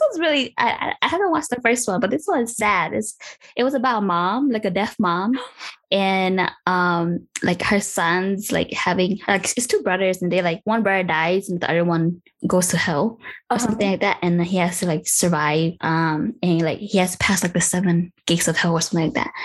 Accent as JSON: {"language": "English", "country": "United States", "also_born_or_lived": "Minnesota", "said": "I am an American"}